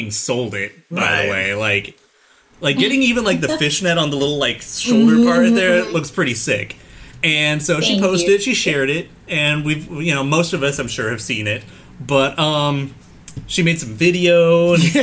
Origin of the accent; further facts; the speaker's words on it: United States; as an American